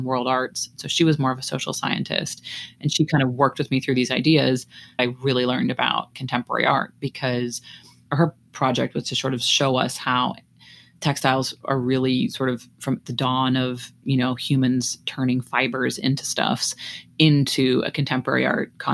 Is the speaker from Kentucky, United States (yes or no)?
no; Iowa City, Iowa, United States; I grew up in Iowa City, Iowa, which is a college town in the Midwest.